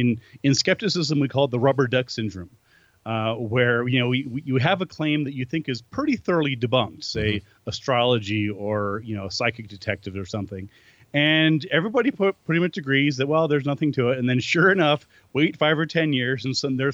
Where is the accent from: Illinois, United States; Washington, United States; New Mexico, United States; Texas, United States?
New Mexico, United States; my home state of New Mexico in the Southwest